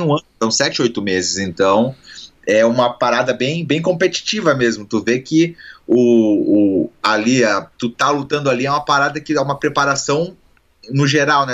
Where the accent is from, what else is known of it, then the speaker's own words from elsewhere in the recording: Joinville, Santa Catarina, Brazil; now in United States; eu sou de Joinville e Santa Catarina